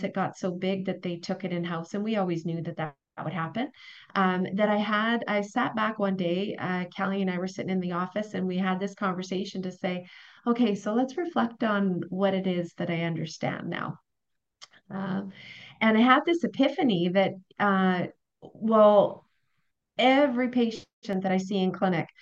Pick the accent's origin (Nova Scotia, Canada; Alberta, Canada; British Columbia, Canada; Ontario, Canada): Alberta, Canada; Wembley; moved away as an adult; also born or lived in Grande Prairie; now in Edmonton, Canada; I was born in Edmonton, spent 2 years there, first 2 years of my life. My parents moved to Grand Prairie, and I grew up in a very small town called Wembley